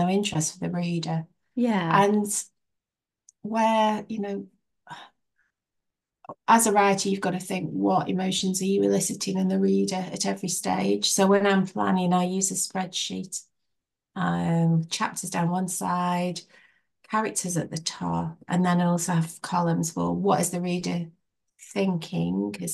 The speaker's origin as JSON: {"language": "English", "town": "Biddulph", "region": "West Midlands", "country": "United Kingdom", "tie": "born or raised there", "also_born_or_lived": "Rode Heath", "said": "It's my hometown"}